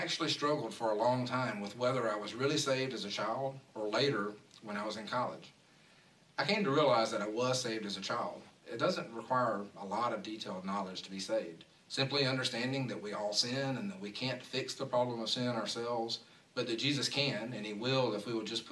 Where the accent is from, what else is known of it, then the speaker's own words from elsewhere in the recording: Milledgeville, Georgia, United States; I grew up in Georgia in a town called Milledgeville.